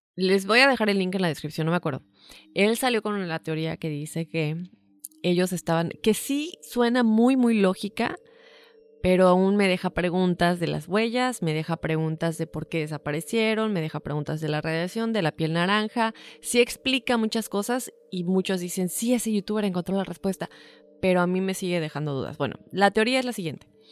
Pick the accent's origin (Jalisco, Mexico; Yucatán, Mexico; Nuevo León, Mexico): Yucatán, Mexico; moved away; also born or lived in Mexico City; Crecí en medio Yucatán, pero nací en la Ciudad de México